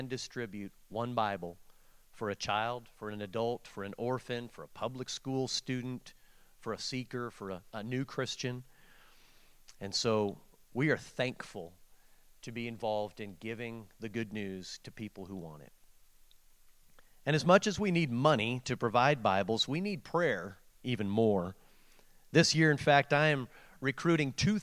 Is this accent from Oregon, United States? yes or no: yes; Portland, Oregon, United States; growing up in Portland, Oregon